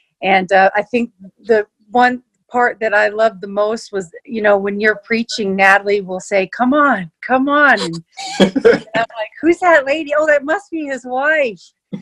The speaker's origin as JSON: {"language": "English", "region": "Texas", "country": "United States", "moved": "as an adult", "lives_now": "Calgary, Canada", "said": "I'm actually from Texas"}